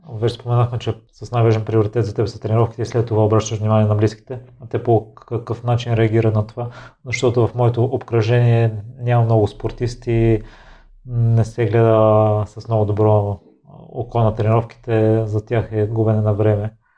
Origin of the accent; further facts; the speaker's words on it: Kozloduy, Vratsa Province, Bulgaria; Аз съм израснал в Козлодой